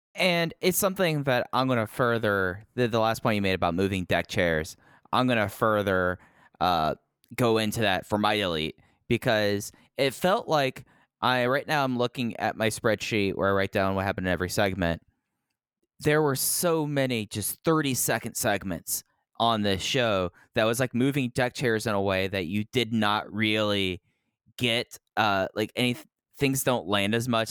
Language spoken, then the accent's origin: English; Texas, United States; I'm an idiot from Texas